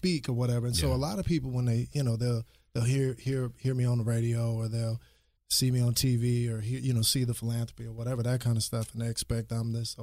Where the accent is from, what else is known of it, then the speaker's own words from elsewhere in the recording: Austin, Texas, United States; we grew up in Austin